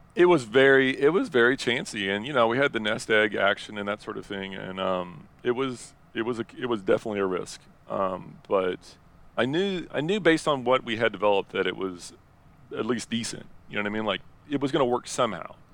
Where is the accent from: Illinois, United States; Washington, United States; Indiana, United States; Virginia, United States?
Indiana, United States; moved away as an adult; I'm from Indiana and, uh, originally. And now, um, I traveled the world and now I'm back living in Indiana